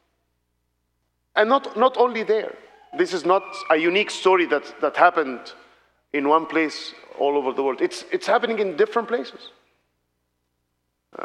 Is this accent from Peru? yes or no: no; Alexandria, Alexandria Governorate, Egypt; I am from Alexandria in the Middle East